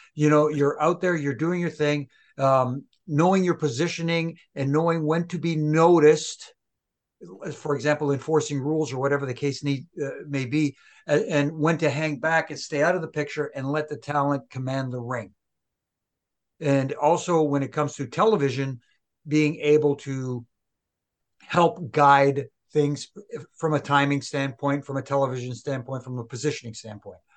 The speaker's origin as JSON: {"language": "English", "town": "Montreal", "region": "Quebec", "country": "Canada", "tie": "born or raised there", "said": "in my hometown"}